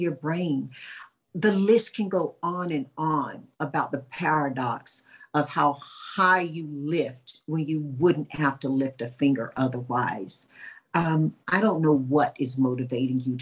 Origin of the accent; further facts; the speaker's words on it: North Carolina, United States; moved away; my hometown of Chalborough